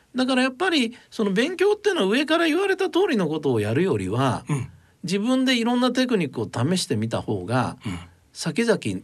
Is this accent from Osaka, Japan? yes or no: yes; Moriguchi, Osaka, Japan; 僕は生まれたのは大阪の市内なんですね。それで、えー、ちっちゃい頃にえー、まあ大阪の真下町 郊外ってっていうのが森口市っていうのがあるんですけど